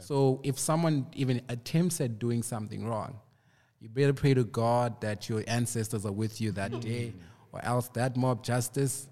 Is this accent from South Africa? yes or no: yes; Cape Town, Western Cape, South Africa; also born or lived in Port Elizabeth; I was actually born in PE, but I grew up in Cape Town.